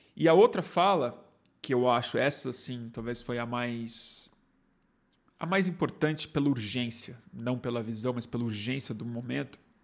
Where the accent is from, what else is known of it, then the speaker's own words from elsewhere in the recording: Brazil; A gente é brasileiro